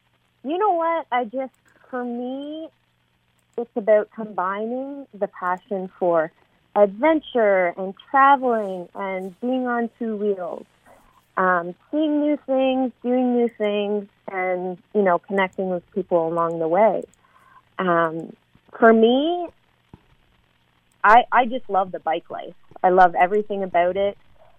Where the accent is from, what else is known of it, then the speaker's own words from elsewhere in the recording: Canada; Yes, I am Canadian.